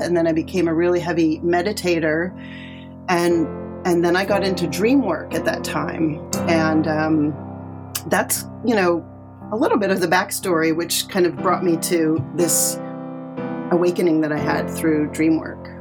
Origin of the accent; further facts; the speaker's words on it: Connecticut, United States; I grew up in Connecticut